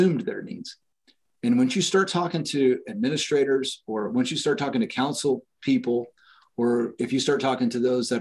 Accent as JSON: {"language": "English", "town": "Fullerton", "region": "California", "country": "United States", "tie": "born or raised there", "moved": "yes", "lives_now": "Washington, Indiana, United States", "said": "I grew up in Fullerton, California"}